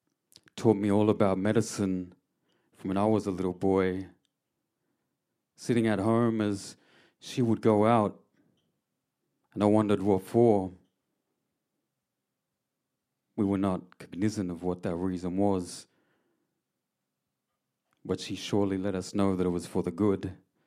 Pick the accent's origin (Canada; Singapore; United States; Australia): Australia; Mooroopna, Victoria; I come from Yorta Yorta land. I am a Yorta Yorta person. Yir. I was raised in a beautiful town by the name of Marupana on Kalitharban country.